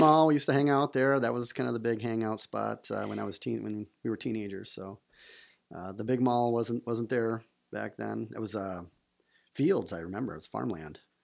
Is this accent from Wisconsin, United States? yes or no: no; Traverse City, Michigan, United States; also born or lived in Ann Arbor, Michigan; born and raised in Traverse City